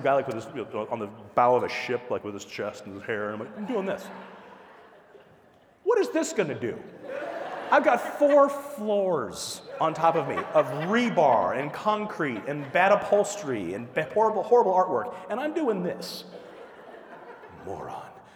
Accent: Midwest, United States; moved away; also born or lived in the desert (US Southwest); born in the Midwest before I moved to the desert

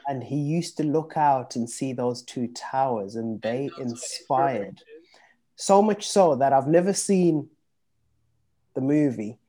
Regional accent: Zimbabwe; moved away; I was born in Zimbabwe, and back in Zim, we used to get a lot of um, the British TV shows. So I grew up watching

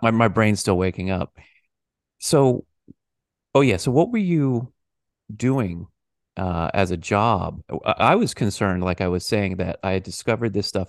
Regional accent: United States; I'm an American

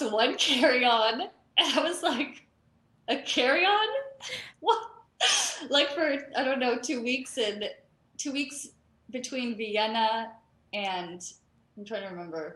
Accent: Toronto, Ontario, Canada; moved away as an adult; also born or lived in Florida / Houston; I grew up in Canada, in Toronto, Canada.

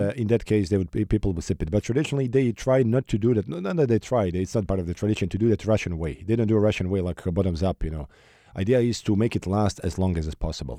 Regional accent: Sarajevo, Federation of Bosnia and Herzegovina, Bosnia & Herzegovina; Sarajevo, my hometown.

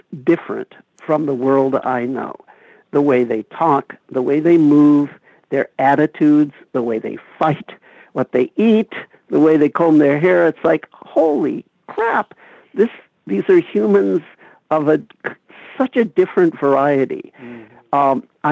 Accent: Los Angeles, California, United States; I grew up in Los Angeles in the Eisenhower era in the 1950s

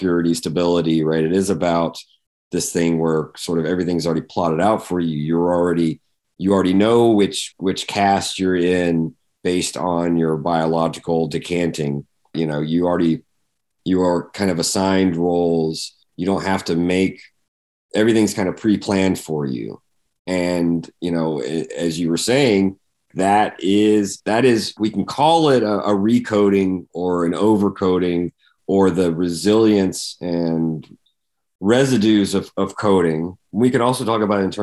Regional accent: Georgia, United States; growing up in Georgia, in a maybe a slightly bigger town, but still a small town in Georgia

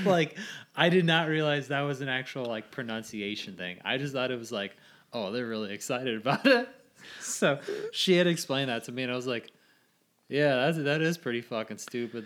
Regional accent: Hebron, United States; I'm from Hebron

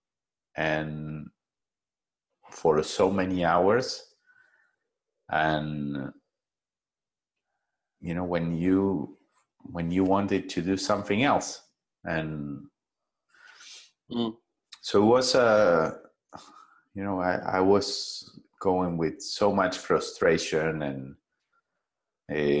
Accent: Buenos Aires, Argentina; now in Costa Rica; I grew up in a big city. I was born in Argentina, in Buenos Aires, and I was sent to a traditional school

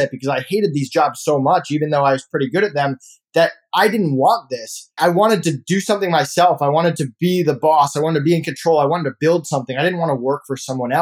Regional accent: Longmeadow, Massachusetts, United States; I grew up in Longmeadow, Massachusetts. I actually lived in East Longmeadow, but I went to school in Longmeadow

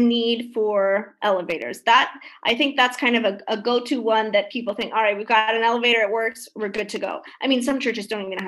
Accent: Midwest, United States; moved away as an adult; also born or lived in Chicago; now in Boston, United States; I'm originally from the Midwest

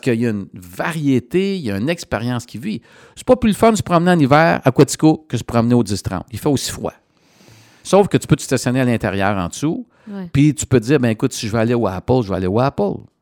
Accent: Coaticook, Quebec, Canada; je suis dans mon patelin

